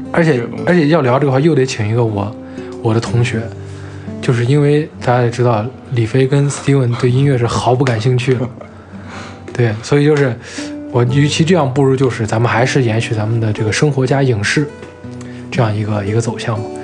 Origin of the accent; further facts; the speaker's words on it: Xi'an, Shaanxi, China; 我们是大西安人